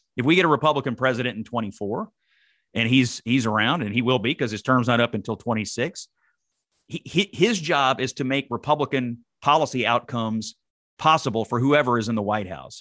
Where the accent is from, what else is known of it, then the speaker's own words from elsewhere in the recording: Dawson Springs, Kentucky, United States; I'm from Dawson Springs, Kentucky